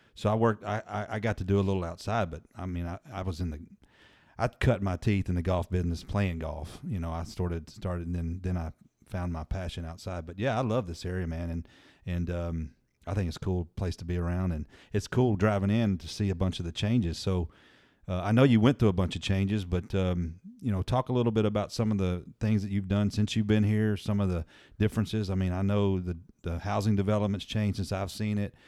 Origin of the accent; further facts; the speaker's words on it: Murfreesboro, Tennessee, United States; moved away; I grew up in Murfreesboro